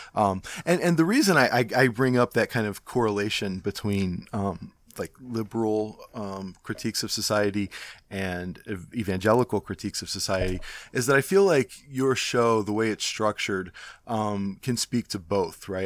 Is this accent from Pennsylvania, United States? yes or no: no; Cleveland, Ohio, United States; I'm from Cleveland